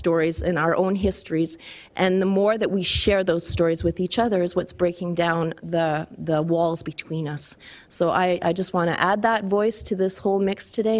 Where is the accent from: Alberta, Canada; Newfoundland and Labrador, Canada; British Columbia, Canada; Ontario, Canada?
Alberta, Canada; Calgary; I was born here in Mokinsis, which is also known as Calgary